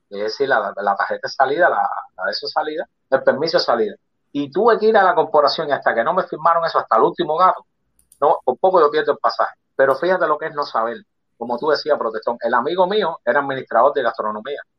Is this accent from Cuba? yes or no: yes; Cuba; moved away as an adult; Ahora no, después de eso que salí de Cuba, te podían vender carro, trabajo que pasé para vender el carro.